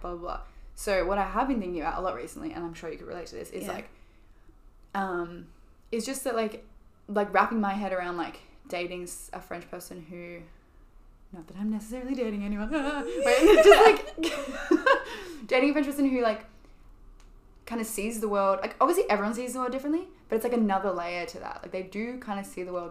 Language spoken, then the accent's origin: English; Australia; moved away as an adult; now in Paris, France; we're coming from Australia